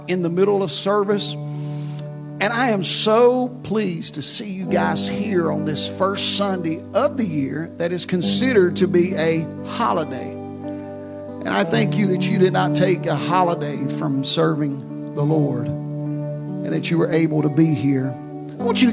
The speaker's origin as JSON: {"language": "English", "town": "Houston", "region": "Mississippi", "country": "United States", "tie": "born or raised there", "moved": "yes", "said": "my hometown of Houston, Mississippi"}